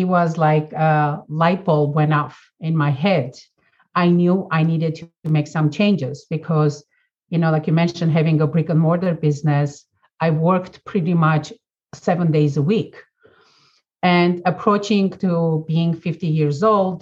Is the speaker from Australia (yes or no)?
no; Armenia; moved away as an adult; now in United States; born and raised in Armenia, former Soviet Union